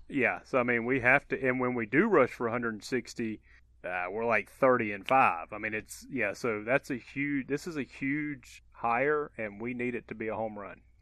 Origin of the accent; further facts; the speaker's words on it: Georgia, United States; I grew up in Georgia my whole life